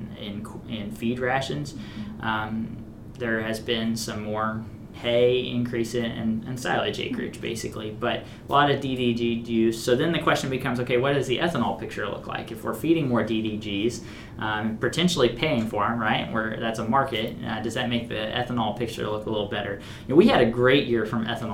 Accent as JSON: {"language": "English", "region": "Missouri", "country": "United States", "tie": "born or raised there", "moved": "yes", "said": "my home state of Missouri"}